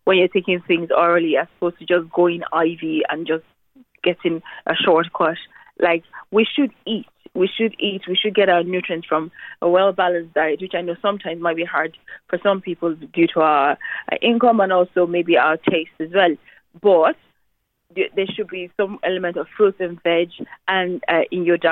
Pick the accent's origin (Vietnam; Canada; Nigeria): Nigeria; now in Ireland; my home country, Nigeria